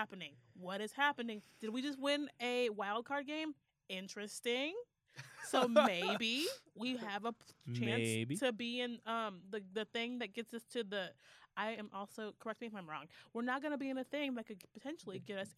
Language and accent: English; the South, United States; Because, yes, we're from the South.